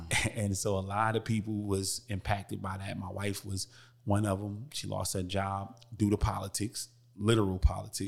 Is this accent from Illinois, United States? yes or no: no; Newark, New Jersey, United States; I come from Newark, New Jersey, rough background, everybody know about Brick City